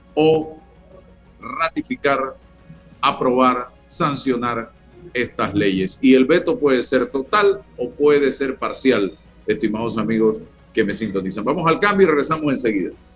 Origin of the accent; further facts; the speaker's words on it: Panama; somos panameños